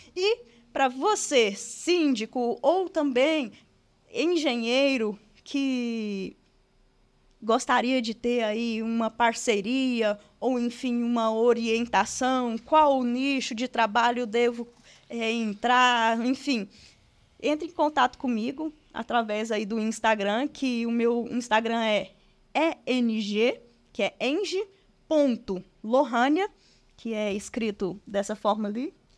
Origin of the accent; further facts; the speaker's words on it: Goiânia, Goiás, Brazil; Sou natural de Goiânia.